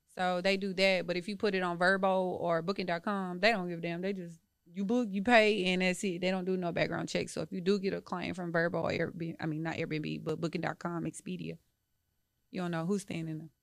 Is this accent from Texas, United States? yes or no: yes; Dallas, Texas, United States; moved away as an adult; I'm from Dallas